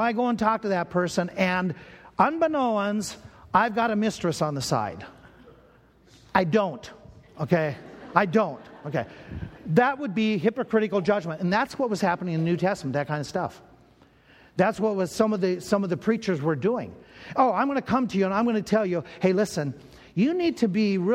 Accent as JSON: {"language": "English", "region": "Minnesota", "country": "United States", "tie": "born or raised there", "said": "I grew up in Minnesota. And growing up in Minnesota, that area, one of the churches I went to was called Berean Baptist Church there in the Twin Cities"}